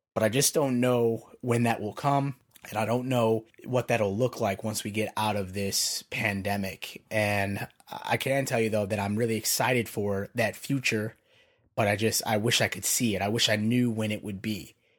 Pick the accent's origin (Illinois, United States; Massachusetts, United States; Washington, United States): Illinois, United States; Chicago; moved away as an adult; now in Pennsylvania, United States; I'm from Chicago originally, and I've been out in P A for, like, the last five years now